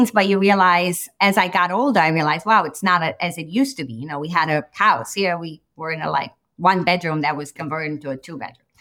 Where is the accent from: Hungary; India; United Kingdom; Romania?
Romania; moved away; I came from Romania. I came from Romania where it was a communist country. Ceausescu was in power, and we sort of escaped.